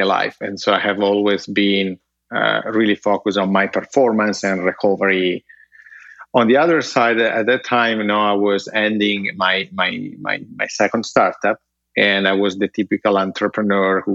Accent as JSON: {"language": "English", "country": "Italy", "tie": "born or raised there", "second_language": "English", "moved": "yes"}